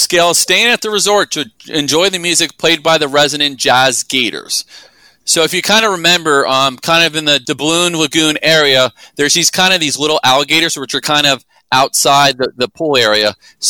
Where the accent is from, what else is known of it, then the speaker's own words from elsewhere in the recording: Philadelphia, Pennsylvania, United States; Hey, I'm from Philly. We have Rocky here